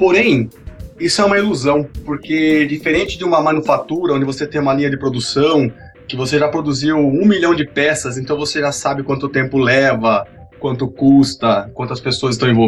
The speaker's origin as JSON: {"language": "Portuguese", "town": "Sorocaba", "region": "São Paulo", "country": "Brazil", "said": "eu sou de Sorocaba, trabalho com desenvolvimento de software"}